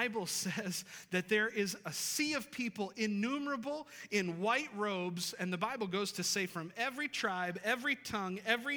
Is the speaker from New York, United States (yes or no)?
yes; western New York, United States; now in Boone, United States; I'm not from this area, and I grew up in a city in western New York